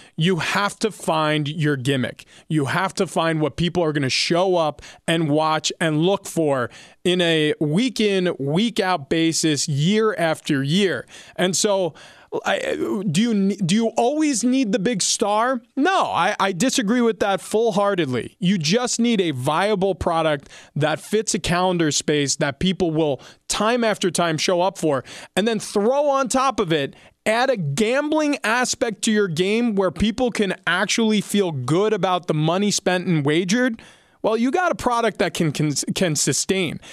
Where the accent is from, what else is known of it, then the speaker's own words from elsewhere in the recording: New York, United States; I grew up in New York.